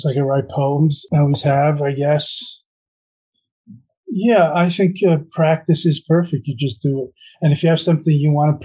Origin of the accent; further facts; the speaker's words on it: New York, United States; I come from New York. I have a bit of a New York motor mind, motor mouth.